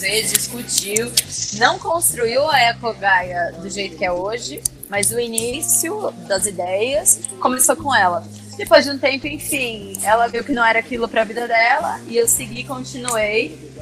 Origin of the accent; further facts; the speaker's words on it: interior of São Paulo, Brazil; moved away as an adult; now in Curitiba, Brazil; Sou do interior de São Paulo. Hoje moro em Curitiba, porque vim para cá fazer engenharia civil e fiquei